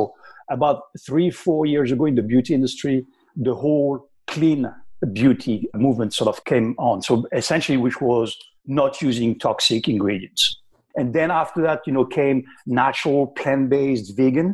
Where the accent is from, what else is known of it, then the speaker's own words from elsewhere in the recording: Paris, Île-de-France, France; English is a second language; moved away as an adult; now in United States; I'm from Paris in France, but I've been in the US now for quite a while.